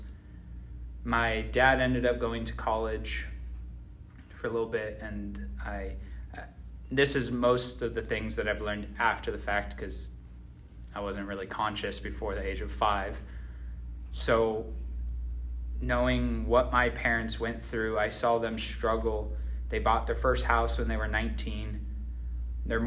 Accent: Phoenix, Arizona, United States; I grew up in Phoenix, Arizona

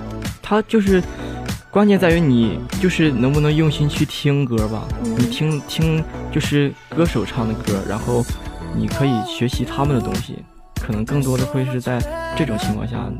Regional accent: Tai'an, Shandong, China; 我家是山东泰安的。

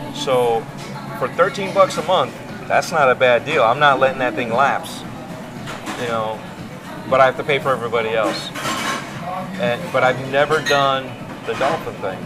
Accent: Chicago, Illinois, United States; I'm from Chicago

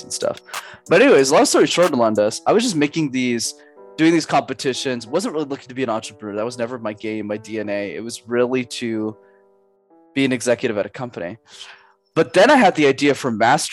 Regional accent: Montreal, Quebec, Canada; I grew up in Montreal, Canada

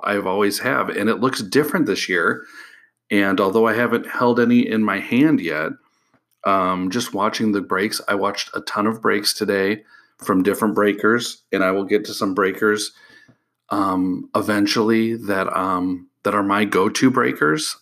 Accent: Illinois, United States; moved away; I'm from Illinois originally

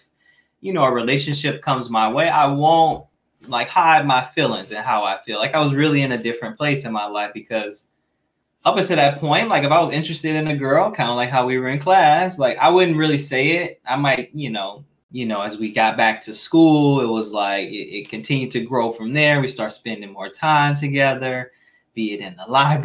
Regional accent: Midwest, United States; I'm from the Midwest.

